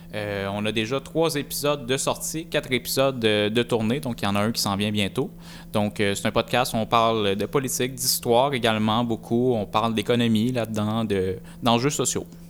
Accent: Mauricie, Quebec, Canada; on vient de la Mauricie

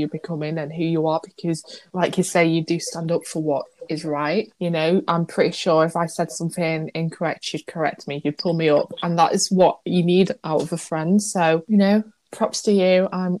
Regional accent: Manchester, North West England, United Kingdom; But I was the same, like, people don't think I'm from Manchester at all.

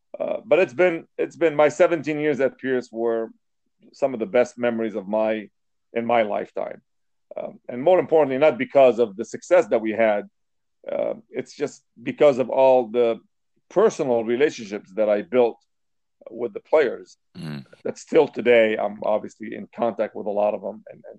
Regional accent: Lebanon; moved away as an adult; now in United States; I came to the States from Lebanon. And I originally came to go to school and get a degree in electrical engineering, which I did from UCLA.

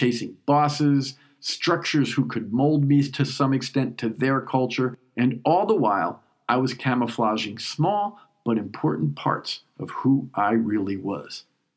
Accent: New York, United States; moved away as an adult; now in Switzerland; But I'm a New Yorker, and it's my first time back since 9/11

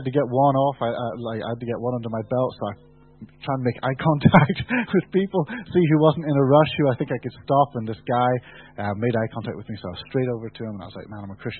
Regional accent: United Kingdom; We're British

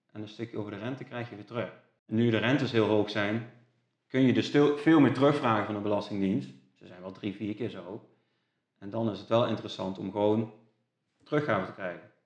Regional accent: Gendt, Gelderland, Netherlands; also born or lived in Nijmegen; ik kom uit Gent

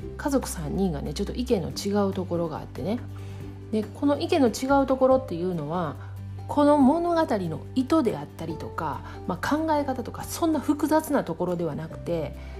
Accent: Kansai, Japan; accent: Kansai dialect; also born or lived in Kanto

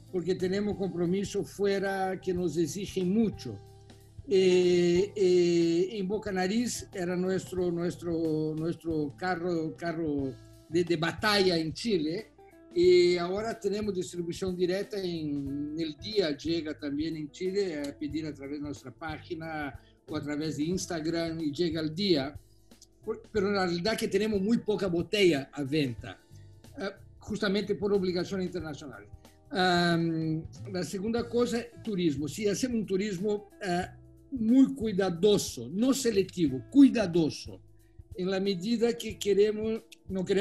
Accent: Italy; Spanish is a second language; Yo soy italiano, tienen que entender.

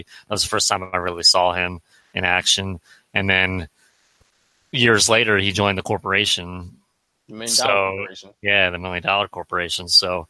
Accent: Philadelphia, Pennsylvania, United States; when I was growing up in Philly

